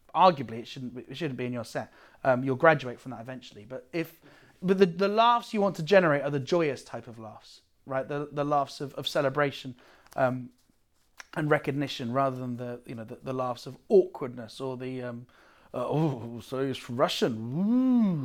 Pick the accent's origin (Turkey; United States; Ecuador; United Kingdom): United Kingdom; now in Amsterdam, Netherlands